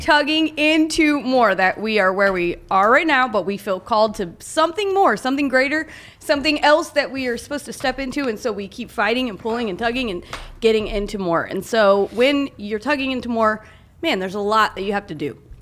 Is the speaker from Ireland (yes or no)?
no; Oklahoma, United States; I grew up in Oklahoma